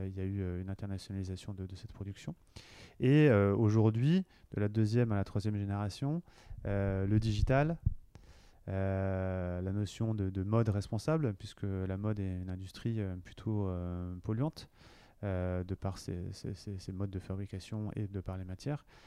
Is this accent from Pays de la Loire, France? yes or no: yes; Cholet, Pays de la Loire, France; moved away as an adult; also born or lived in Paris / Lille; now in Nantes, France; Je suis nantais, originaire plutôt du Maine-et-Loire, parce que je viens de, je viens de Cholet.